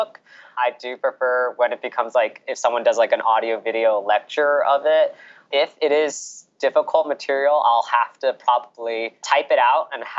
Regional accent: California, United States; moved away as an adult; also born or lived in Orlando, Florida; now in New York, United States; I'm born and raised in California

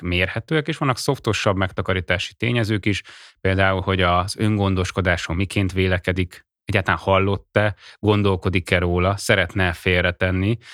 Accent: Hungary

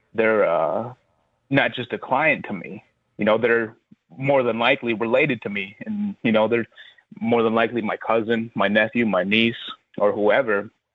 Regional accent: Black River Falls, Wisconsin, United States; I grew up in Black River Falls, Wisconsin

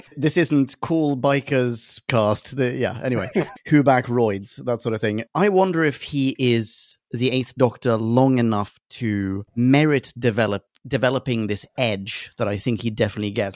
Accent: Sweden; I'm from Sweden

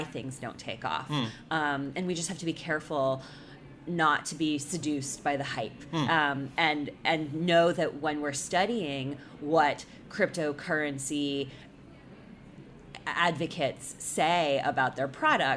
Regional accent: United States; I'm an American

